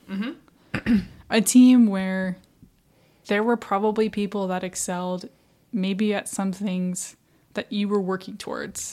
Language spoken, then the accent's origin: English; Midwest, United States; now in Florida, United States; I'm from the Midwest